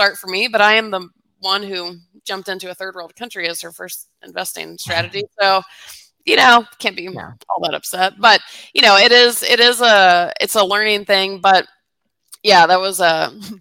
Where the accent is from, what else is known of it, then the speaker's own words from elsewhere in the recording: Atlanta, Georgia, United States; I grew up in Atlanta